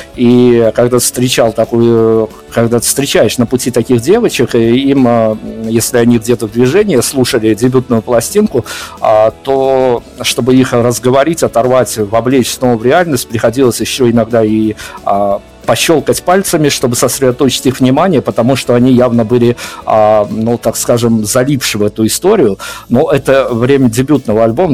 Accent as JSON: {"language": "Russian", "country": "Belarus", "said": "я как белорус"}